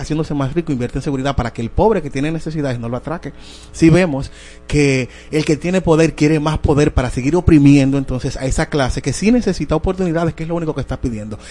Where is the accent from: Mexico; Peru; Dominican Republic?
Dominican Republic; nosotros como dominicanos